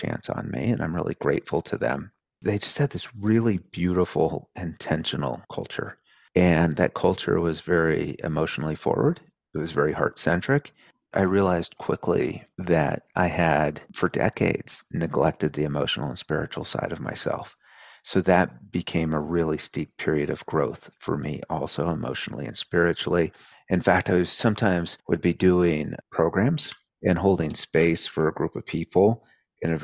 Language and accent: English; rural Oregon, United States; moved away; my mom still lives in the same house where I grew up. So if you go into my childhood bedroom in that house today in rural Oregon